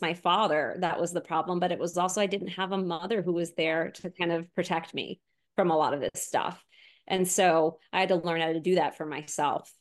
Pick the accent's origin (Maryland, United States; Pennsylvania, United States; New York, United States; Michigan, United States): New York, United States; Long Island; moved away; also born or lived in Florida; I grew up on Long Island before my family moved to Florida